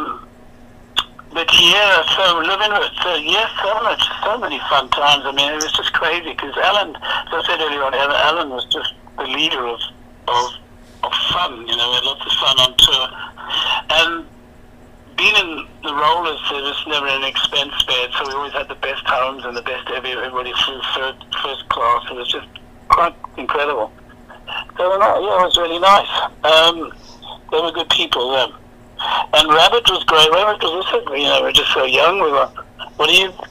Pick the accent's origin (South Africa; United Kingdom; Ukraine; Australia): South Africa; moved away as an adult; now in United States; being South African, you know, the world didn't want to know South Africans, you can't blame them. So I left there and moved to America